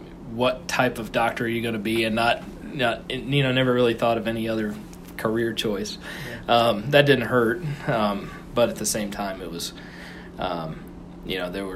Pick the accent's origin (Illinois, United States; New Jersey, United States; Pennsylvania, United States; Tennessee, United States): Illinois, United States; Central; moved away as an adult; also born or lived in Chicago, Illinois; now in Fort Smith, United States; I was born and raised in Central Illinois.